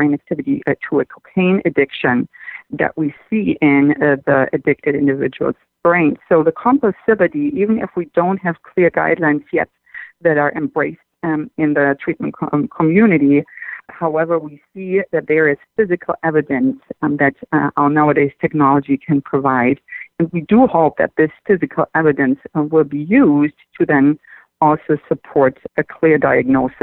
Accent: Germany; moved away as an adult; now in Southern California, United States; I grew up in Germany and went to school there

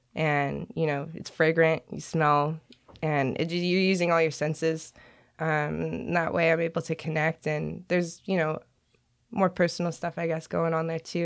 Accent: Long Beach, California, United States; moved away as an adult; now in Portland, United States; Grew up in Long Beach, California

